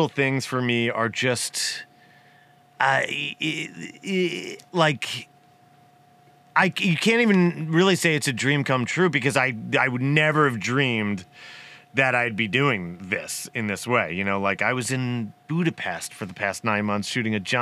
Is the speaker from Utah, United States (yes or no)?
no; Abington, Pennsylvania, United States; now in California, United States; growing up in Philly